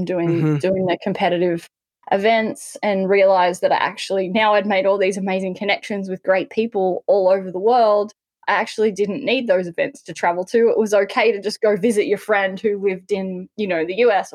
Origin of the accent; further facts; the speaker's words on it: Newcastle, New South Wales, Australia; I grew up in Newcastle on the Australian coast